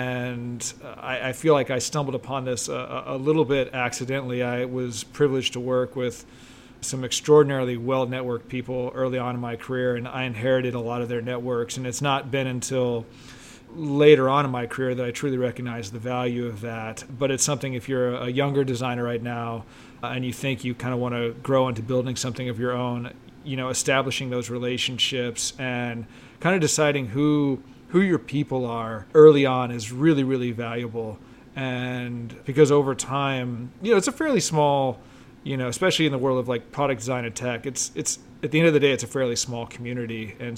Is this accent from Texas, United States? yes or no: yes; Texas, United States; You know, I'm an import. I came from Texas. I spent some time in Austin.